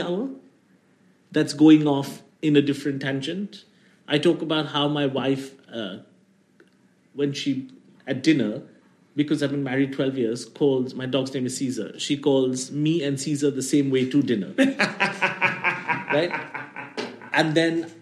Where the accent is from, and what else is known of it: India